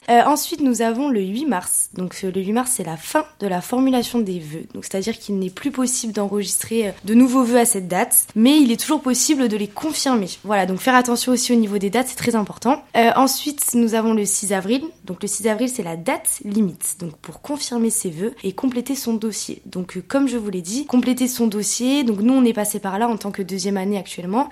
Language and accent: French; Périgueux, Nouvelle-Aquitaine, France; je suis originaire de Périgueux. Euh, j'étais au lycée à Bertrand de Borne, donc euh, juste en dessous dans le centre-ville de Périgueux